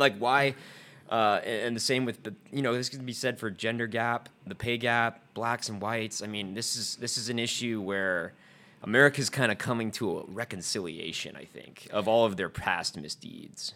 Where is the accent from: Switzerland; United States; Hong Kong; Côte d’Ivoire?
United States; the South; growing up in the South